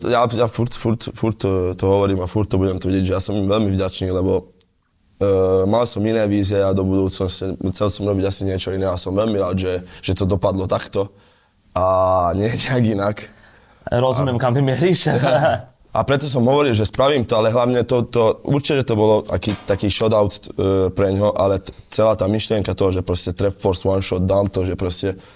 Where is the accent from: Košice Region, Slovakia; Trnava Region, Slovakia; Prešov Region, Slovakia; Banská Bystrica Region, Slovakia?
Trnava Region, Slovakia; Galanta; Ale u, u, u nás v Galante to ne, nebola žiadna novinka, lebo inak my sme furt to spávali, to fratelo